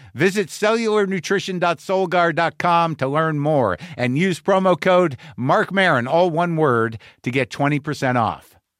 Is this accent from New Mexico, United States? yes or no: yes; New Mexico, United States; moved away; growing up in New Mexico